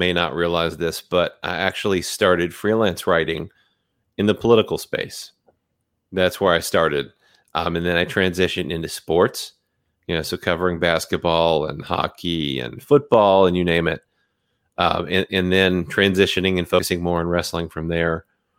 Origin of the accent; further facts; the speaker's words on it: United States; also born or lived in South; I was actually born in the South, raised in New England, and then moved back to the South. So I've been all up and down the East Coast.